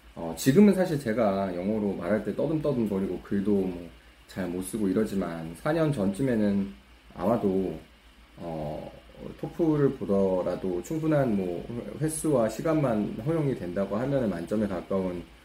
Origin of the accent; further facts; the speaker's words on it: South Korea; 바이링구얼의 수준에는 절대 도달할 수 없을 것 같다라는 결론을 얻게 된 토종 한국인이지만